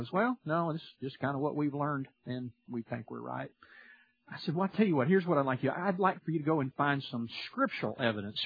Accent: Louisiana, United States; I'm from Louisiana

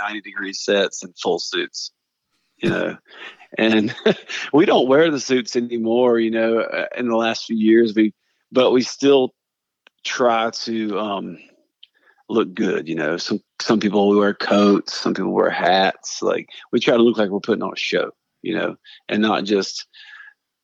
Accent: Brevard, North Carolina, United States; growing up in Western North Carolina

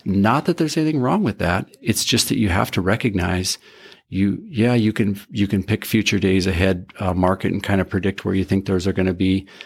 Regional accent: Carrington, North Dakota, United States; I grew up in Carrington, North Dakota, a little farm up there on the northeast side of Carrington

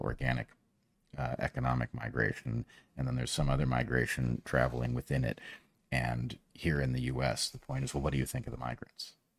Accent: United States; I'm an American

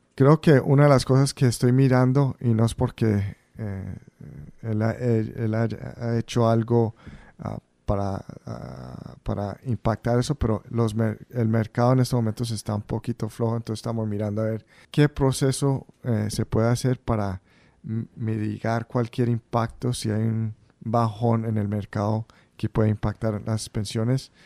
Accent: Central Falls, Rhode Island, United States; nacimos yo y mis otros dos hermanos en Central Falls crecimos en Central Falls

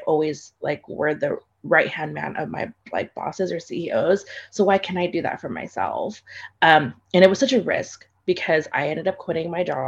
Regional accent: Philippines; I am Filipino

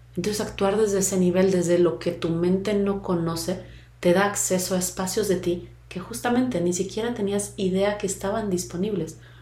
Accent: Mexico; mexicana, tal edad, mujer

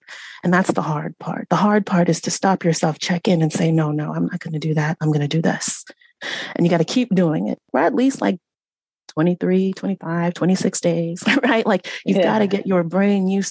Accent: Central Valley of California, United States; I was raised in Central Valley of California

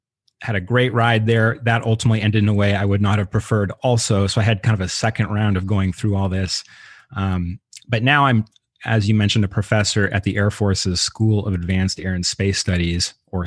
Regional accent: Seattle, Washington, United States; moved away as an adult; I'm from Seattle

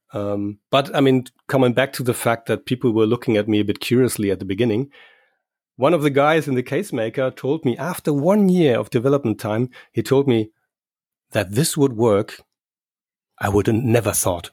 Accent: Germany; I'm from Germany

